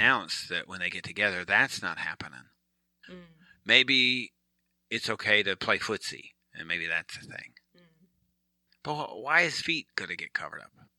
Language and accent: English; Michigan, United States; now in Virginia Beach, United States; Now, I'm from Michigan. I'm a Michigan guy.